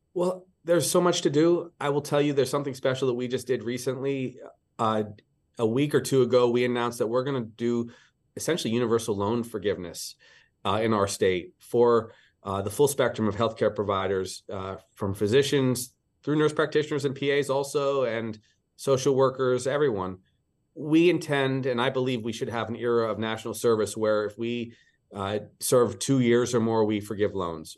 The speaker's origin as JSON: {"language": "English", "town": "Pittsburgh", "region": "Pennsylvania", "country": "United States", "tie": "born or raised there", "moved": "as an adult", "lives_now": "Hawaii, United States", "said": "I grew up in the East. I, uh, was a Pittsburgh kid"}